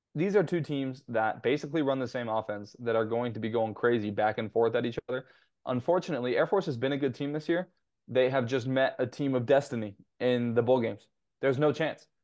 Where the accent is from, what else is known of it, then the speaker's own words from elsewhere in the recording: Temecula, California, United States; Basically my hometown, my wife's hometown.